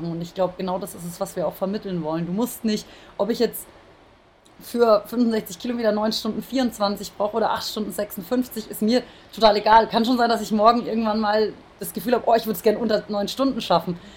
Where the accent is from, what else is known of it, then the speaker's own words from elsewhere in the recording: Würzburg, Bavaria, Germany; also born or lived in Baden-Württemberg; Ich bin ähm, in der Nähe von Würzburg geboren, eigentlich in Baden-Württemberg und bin in Würzburg zur Schule gegangen und dann zum Abitur ähm, habe ich zum Studium sozusagen dann ähm, nach München gewechselt.